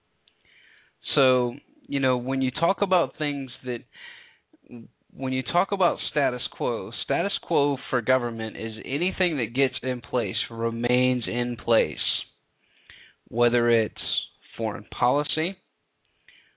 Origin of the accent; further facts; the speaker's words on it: the South, United States; I'm from the South